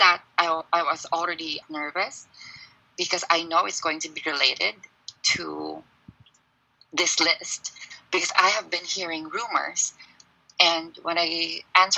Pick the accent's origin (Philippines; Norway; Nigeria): Philippines; now in China; I'm Filipino